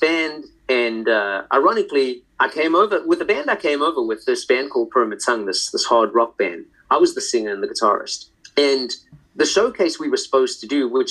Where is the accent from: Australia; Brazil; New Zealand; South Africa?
South Africa; Johannesburg, Gauteng; moved away as an adult; also born or lived in London, United Kingdom / Bracknell, United Kingdom; now in New Orleans, United States; I was born in Johannesburg, South Africa, and I spent my first like 20, 21 years there.